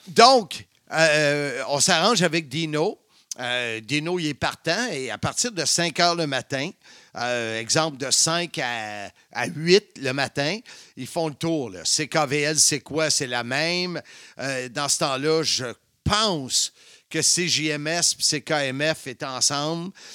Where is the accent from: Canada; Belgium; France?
Canada; Salaberry-de-Valleyfield, Quebec; Valleyfield, ma ville natale, la ville de l'amour